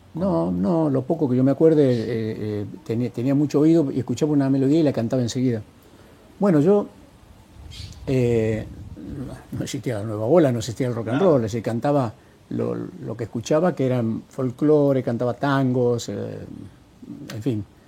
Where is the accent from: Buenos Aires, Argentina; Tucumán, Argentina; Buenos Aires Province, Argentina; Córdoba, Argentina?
Tucumán, Argentina; a village near Lules; moved away as an adult; also born or lived in United States; yo nací en un pueblo vecino a Lules